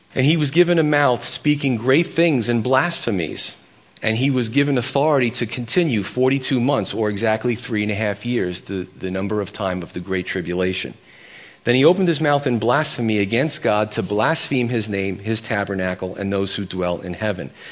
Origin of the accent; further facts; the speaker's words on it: United States; I'm as American as they come